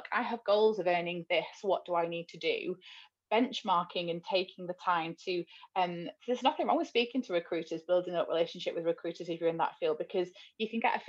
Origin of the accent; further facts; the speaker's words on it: Wigan, North West England, United Kingdom; moved away; I'm from Wigan in the north, so quite a poor town